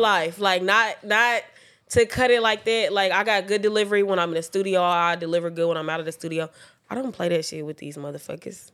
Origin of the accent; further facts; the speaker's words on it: Oklahoma City, Oklahoma, United States; I'm from Oklahoma City